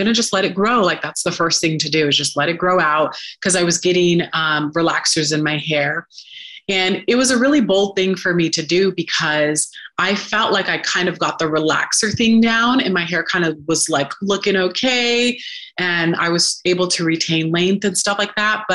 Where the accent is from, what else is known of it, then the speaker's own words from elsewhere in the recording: Sacramento, California, United States; moved away as an adult; also born or lived in Los Angeles, California; now in Southern Utah, United States; I'm from Sacramento. So then I moved out to LA to pursue acting and modeling.